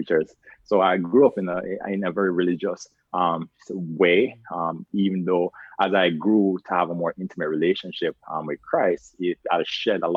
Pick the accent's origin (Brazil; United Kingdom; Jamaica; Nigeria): Jamaica; Carlisle, Saint Elizabeth; moved away as an adult; Growing up in Jamaica, it was a very, I would say, underexposed community. I'm from a very small town called Carlisle. St. Elizabeth